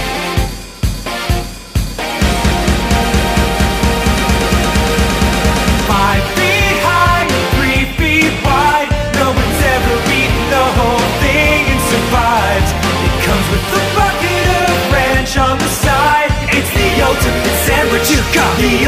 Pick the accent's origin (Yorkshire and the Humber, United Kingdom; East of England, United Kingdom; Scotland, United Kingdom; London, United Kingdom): London, United Kingdom; Harrow; Where I'm also from